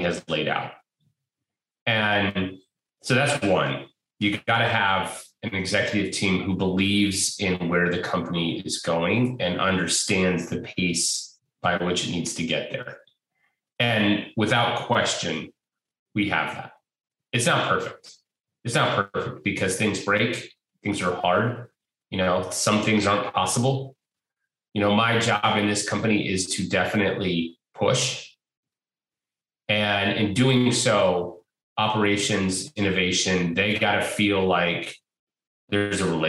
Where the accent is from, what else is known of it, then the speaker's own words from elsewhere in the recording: Portland, Oregon, United States; born and raised here in Portland